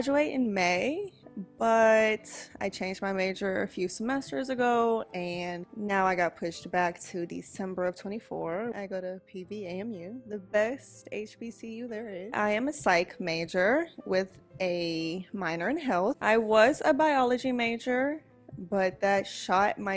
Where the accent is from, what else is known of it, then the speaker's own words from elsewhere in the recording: Houston, Texas, United States; also born or lived in Beaumont, Texas; I was born in Beaumont, Texas. Imagine. I am from Houston, Texas. Been living in Houston all of my life.